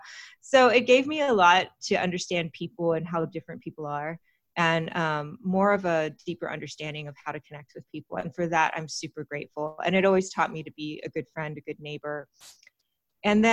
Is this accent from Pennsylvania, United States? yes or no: no; Austin, Texas, United States; also born or lived in California; now in Los Angeles, United States; I was born in California, but I grew up in Texas. I grew up in Austin. Mostly, I spent my teenage years there